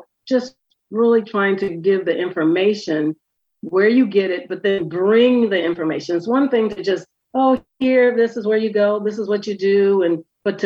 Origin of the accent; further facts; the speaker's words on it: Wisconsin, United States; now in Philadelphia, United States; I'm from Wisconsin.